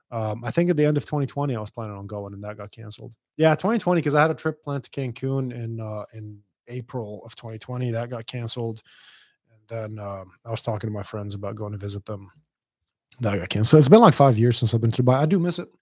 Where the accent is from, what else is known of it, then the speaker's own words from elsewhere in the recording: Dubai, United Arab Emirates; moved away; I grew up in Dubai